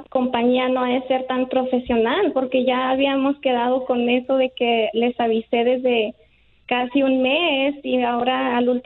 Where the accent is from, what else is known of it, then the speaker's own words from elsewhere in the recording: Mexico; que dicen que nomás porque somos mexicanos somos criminales o qué.